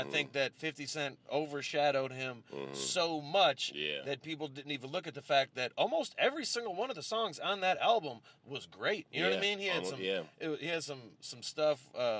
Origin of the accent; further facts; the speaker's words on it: Southfield, Michigan, United States; I'm from Southfield. I get it that it's not Detroit, but I'm more familiar with black culture than the average person that's from Troy or West Bloomfield.